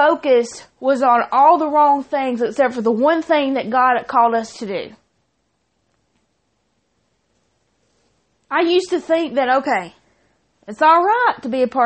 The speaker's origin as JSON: {"language": "English", "area": "Chilton County", "region": "Alabama", "country": "United States", "said": "I'm from Chilton County"}